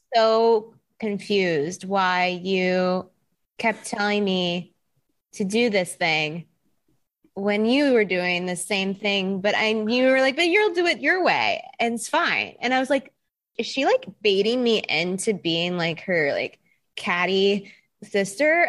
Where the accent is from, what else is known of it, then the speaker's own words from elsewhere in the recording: Texas, United States; moved away; I am originally from Texas.